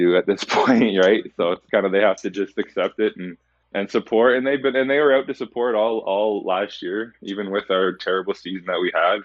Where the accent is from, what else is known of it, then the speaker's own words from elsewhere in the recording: Chatham, Ontario, Canada; also born or lived in Edmonton; now in London, Canada; my very start was Chatham, Ontario, kind of my hometown